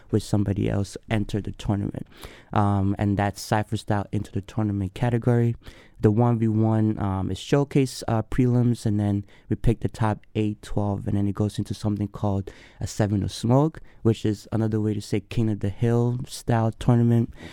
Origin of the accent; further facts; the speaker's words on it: Accra, Greater Accra, Ghana; now in Madison, United States; I was born and raised in Accra, Ghana, uh, West Africa. Moved here cool. in 2001. Been in Madison, straight to Madison for the past 20 plus years.